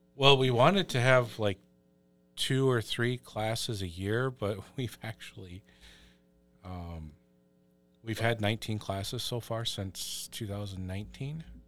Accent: Wisconsin Rapids, Wisconsin, United States; also born or lived in Black River Falls; And we're from Black River Falls, but I grew up a little bit east of there in Wisconsin Rapids.

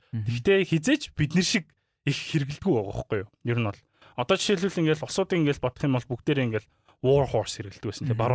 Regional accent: Mongolia; би монгол

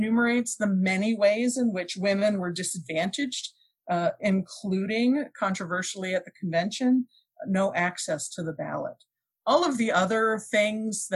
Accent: Canada; now in United States; I'm also an immigrant, I grew up in Canada.

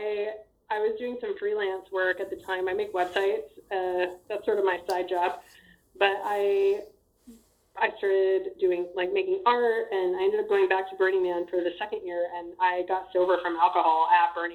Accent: Amarillo, Texas, United States; also born or lived in Austin, Texas; I'm from Texas. Just like you. I grew up in Amarillo

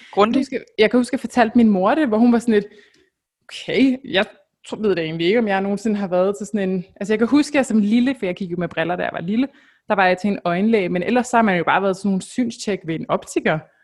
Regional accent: Denmark

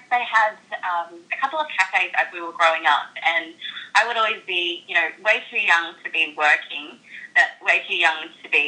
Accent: Brisbane, Queensland, Australia; we moved up to Brisbane, and I guess that's basically where I feel like I've grown up my whole life because I was so young.

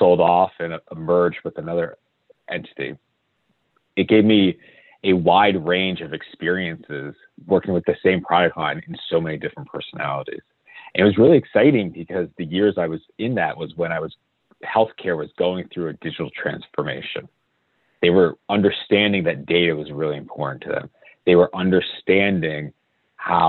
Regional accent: Connecticut, United States; I grew up in Connecticut

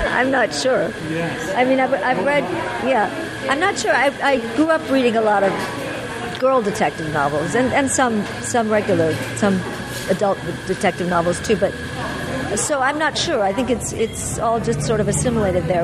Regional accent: Los Angeles, California, United States; also born or lived in New York; I grew up in Los Angeles

